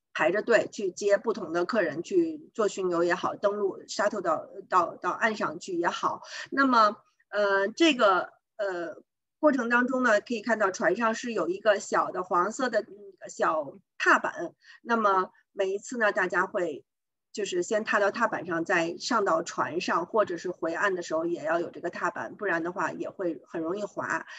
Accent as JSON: {"language": "Chinese", "country": "China", "also_born_or_lived": "Ontario, Canada", "moved": "yes", "lives_now": "Canada", "said": "我们中国人"}